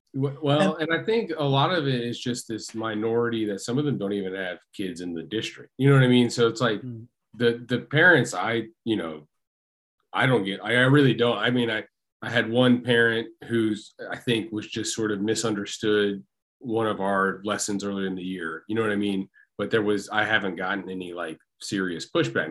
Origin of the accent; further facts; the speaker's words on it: Tennessee, United States; I'm from Tennessee